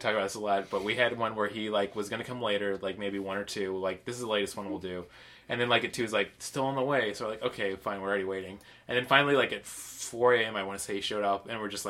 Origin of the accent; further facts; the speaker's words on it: Munster, Indiana, United States; I was born in Munster, Indiana.